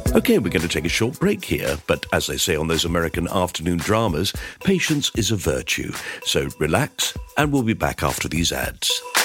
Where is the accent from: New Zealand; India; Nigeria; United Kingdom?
United Kingdom; England; we're English as well